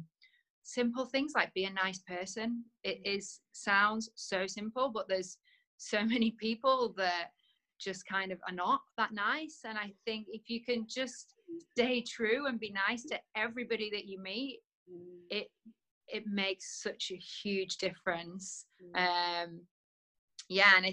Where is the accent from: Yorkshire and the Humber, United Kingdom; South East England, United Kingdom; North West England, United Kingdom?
North West England, United Kingdom; Preston; also born or lived in London; now in Netherlands; I was born in Preston